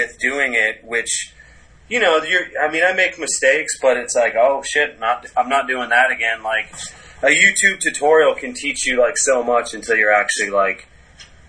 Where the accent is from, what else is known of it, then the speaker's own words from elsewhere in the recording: Cape Cod, Massachusetts, United States; now in New York, United States; growing up on the Cape